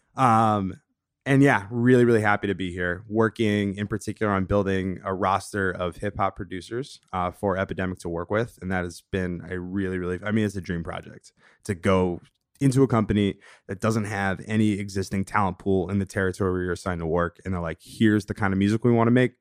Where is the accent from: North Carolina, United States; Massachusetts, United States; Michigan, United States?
Massachusetts, United States; Longmeadow; moved away as an adult; also born or lived in Saratoga Springs, New York; now in Brooklyn, United States; I'm from this small town in Western Massachusetts, Long Meadow, Mass. Shout out to four one three. Um, grew up there, spent, you know, a full eighteen years there